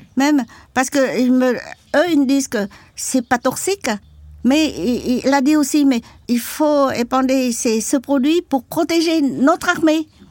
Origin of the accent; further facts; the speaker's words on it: Can Tho, Mekong Delta, Vietnam; French is a second language; moved away; also born or lived in Saigon; mon village natal était pas à Saigon, mais à Kantheur, dans le delta du Mekong.